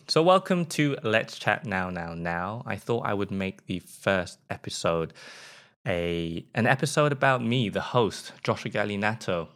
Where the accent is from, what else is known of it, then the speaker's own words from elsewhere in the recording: England, United Kingdom; accent: British; moved away as an adult; now in Sweden; I am from England. If you can't tell from my accent, a lot of people say that my British accent is actually quite mild